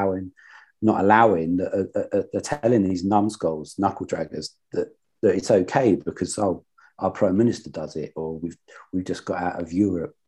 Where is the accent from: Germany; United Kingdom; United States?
United Kingdom; Luton, East of England; I'm from Luton and we're so diverse in this town.